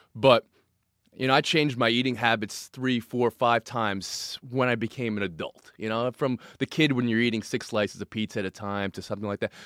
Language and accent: English; New York, United States; also born or lived in New Jersey; I grew up in New York and New Jersey